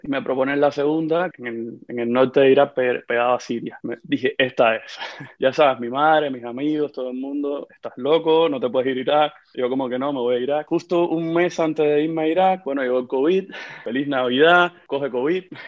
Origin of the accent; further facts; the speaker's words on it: Cuba; moved away as an adult; also born or lived in Haiti; yo salí de Cuba, ya, ya van a ser casi dos años